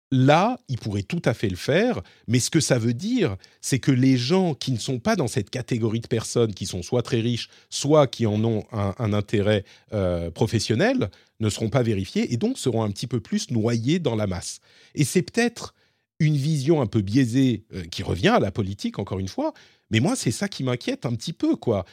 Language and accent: French; France; chez nous en France et en Europe